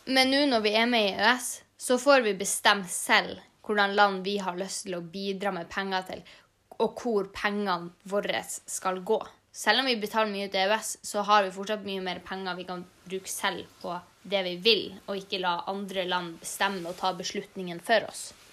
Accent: Norway; Vi har en ganske europeisk kultur, selv om vi er jo norsk

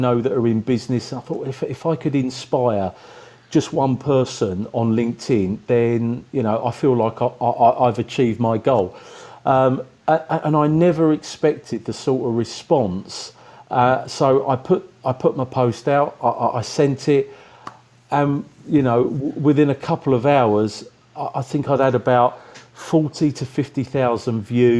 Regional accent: Rainham, South East England, United Kingdom; moved away as an adult; now in China; I'm actually from the Medway Towns in Kent, from Raynham.

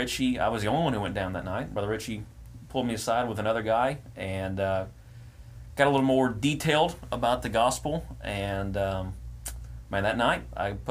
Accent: Lumberton, Texas, United States; also born or lived in Silsbee, Texas; Lumberton, which is my hometown.

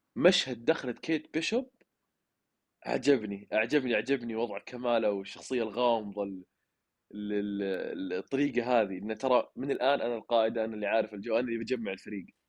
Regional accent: Saudi Arabia; لنا كعرب او كسعوديين

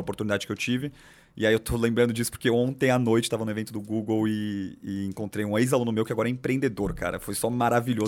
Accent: São Paulo, Brazil; São Paulo, capital, nascido e crescido aqui, aqui do lado

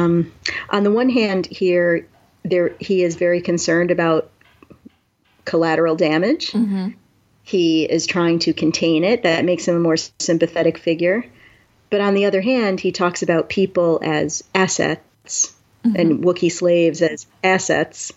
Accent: New York, United States; I'm from New York

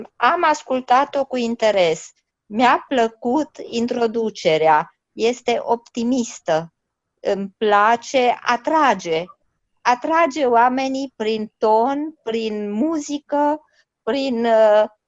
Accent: Romania; now in London, United Kingdom; noi suntem români și rămânem români, indiferent unde suntem

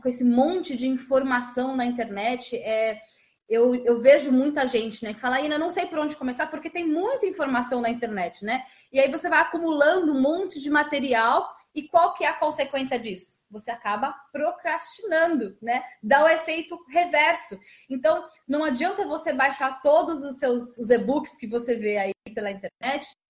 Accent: Osasco, São Paulo, Brazil; eu sou de Osasco, Jefferson, nasci em Osasco

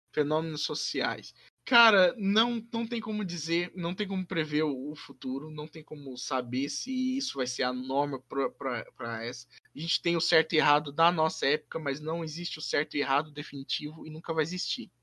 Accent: Brazil; first language Portuguese; Brasil sempre vai estar no meu coração, porque é onde eu cresci

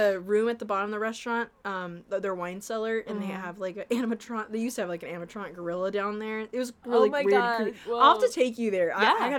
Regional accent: Anaheim, California, United States; And I'm from Anaheim. Area. My hometown's Anaheim, so it's real close.

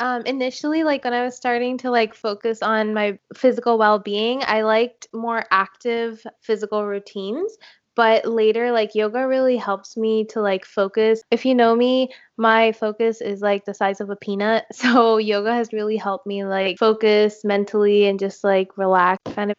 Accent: India; I'm Indian.

